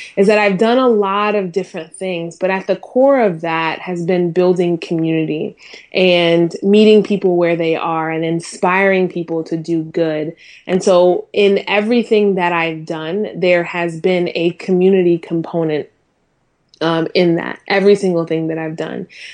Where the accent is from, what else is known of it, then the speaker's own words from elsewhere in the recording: Durham, North Carolina, United States; also born or lived in Minnesota; I moved over to, um, North Carolina, uh, when I was nine